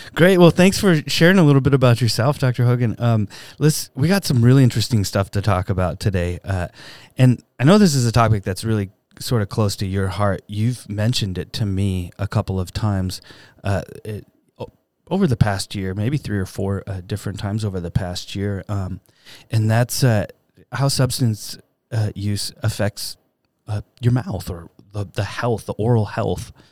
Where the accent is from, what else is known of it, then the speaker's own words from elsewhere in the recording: Upland, California, United States; I grew up in Upland